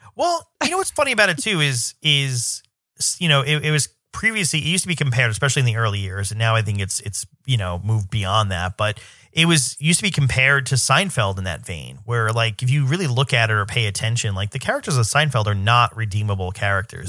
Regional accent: New York, United States; I'm a New Yorker

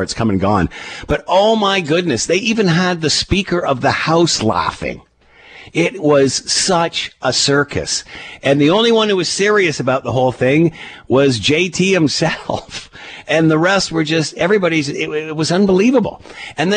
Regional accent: Canada; As a Canadian

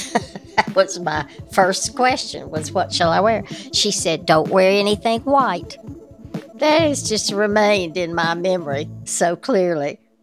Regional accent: North Carolina, United States; accent: Southern

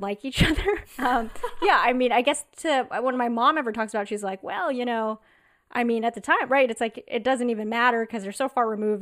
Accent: La Cañada Flintridge, California, United States; also born or lived in Los Angeles; I grew up in Lockenyata

